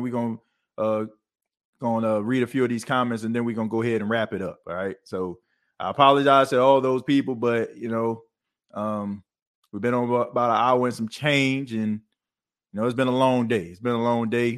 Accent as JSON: {"language": "English", "town": "New Orleans", "region": "Louisiana", "country": "United States", "tie": "born or raised there", "said": "growing up in New Orleans"}